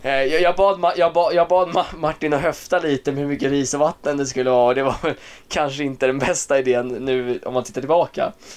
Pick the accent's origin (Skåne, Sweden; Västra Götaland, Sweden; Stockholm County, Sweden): Stockholm County, Sweden; Åkersberga; Jag är 23 år från Åkersberga